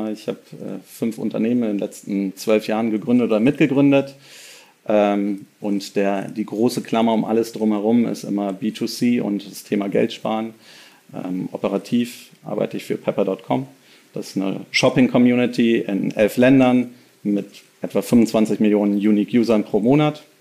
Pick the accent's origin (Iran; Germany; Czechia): Germany; Berlin; Ähm, also ich bin tatsächlich einer der wenigen äh, Berliner